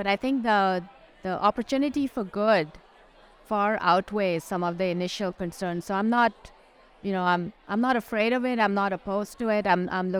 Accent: India; now in United States; I grew up in India. But I've lived in the U.S. for almost 40 years now.

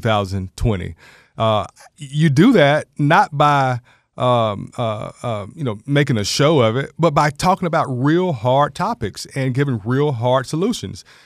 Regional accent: Georgia, United States; also born or lived in Macon, Georgia / Cobb County, Georgia; I'm a Georgia native, born and raised here in Georgia

